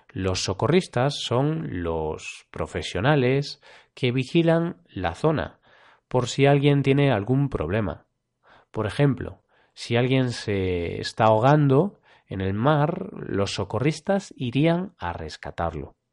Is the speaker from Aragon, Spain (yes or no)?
no; Vigo, Galicia, Spain; born there; Por tanto, como comenté antes, Vigo, mi ciudad natal, es la ciudad de España con más banderas azules.